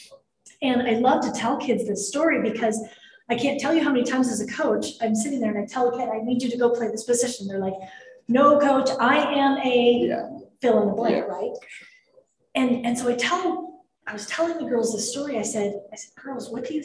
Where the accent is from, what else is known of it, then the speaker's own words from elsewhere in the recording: Denver, Colorado, United States; moved away as an adult; also born or lived in Utah; this was in my hometown. We were at Mile High Stadium in Denver, Colorado.